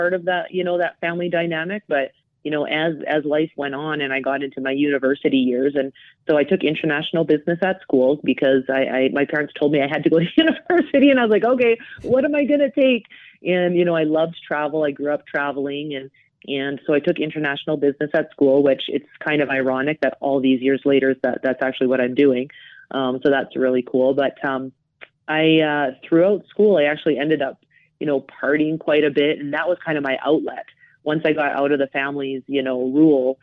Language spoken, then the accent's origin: English; Calgary, Alberta, Canada; now in Johannesburg, South Africa; growing up in Calgary, I grew up in a family with an older brother